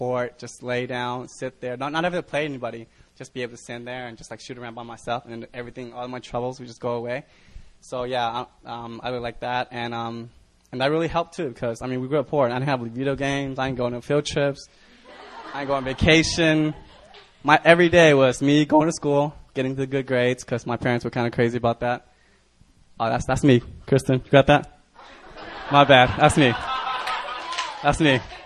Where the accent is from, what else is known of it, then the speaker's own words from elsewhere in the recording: United States; also born or lived in Vietnam; I'm Vietnamese, so I come from the Vietnam. So I immigrated over here when I was like 3 years old to America with nothing